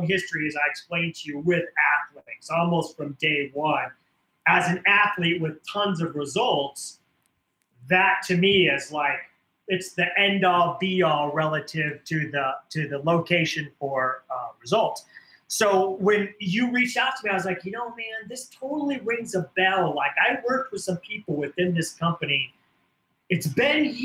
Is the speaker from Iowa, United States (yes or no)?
yes; Iowa, United States; growing up in Iowa in the Midwest in the 70s, 80s, and 90s